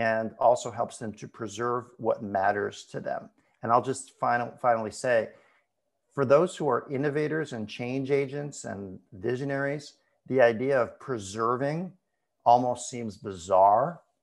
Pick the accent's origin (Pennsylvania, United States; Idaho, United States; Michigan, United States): Michigan, United States; Ann Arbor; now in Portland, United States; I'm actually gonna be moving soon back to my hometown of Ann Arbor, Michigan